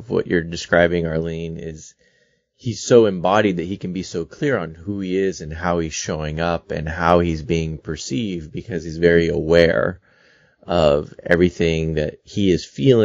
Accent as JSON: {"language": "English", "town": "San Francisco", "region": "California", "country": "United States", "tie": "born or raised there", "said": "I was born in San Francisco."}